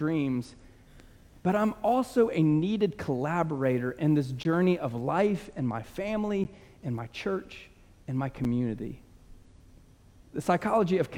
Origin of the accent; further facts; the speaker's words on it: United States; we are American